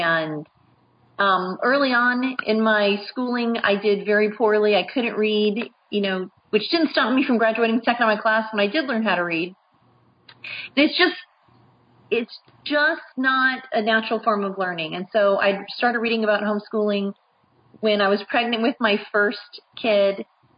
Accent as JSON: {"language": "English", "town": "Malibou Lake", "region": "California", "country": "United States", "tie": "born or raised there", "also_born_or_lived": "Houston, Texas / San Antonio, Texas", "moved": "yes", "said": "I grew up in Malibu Lake, California, on the lake, and just had a wonderful outdoor childhood"}